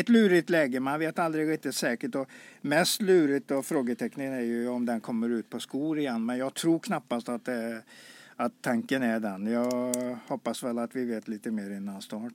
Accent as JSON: {"language": "Swedish", "town": "Karlsborg", "region": "Västra Götaland", "country": "Sweden", "tie": "born or raised there", "moved": "yes", "said": "jag är född i Karlsborg"}